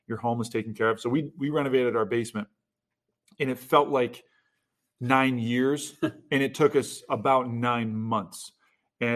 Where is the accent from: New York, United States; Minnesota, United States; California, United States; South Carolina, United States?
New York, United States; growing up in New York